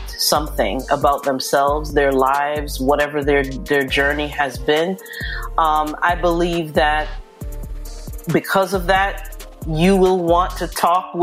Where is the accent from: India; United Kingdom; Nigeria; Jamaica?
Jamaica; now in New Jersey, United States; I'm originally from Jamaica.